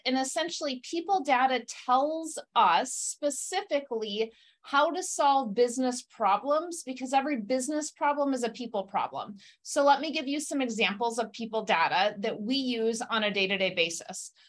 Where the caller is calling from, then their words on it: Beloit, Wisconsin, United States; I'm calling in from Wisconsin. I'm in a little town called Beloit between Madison and Chicago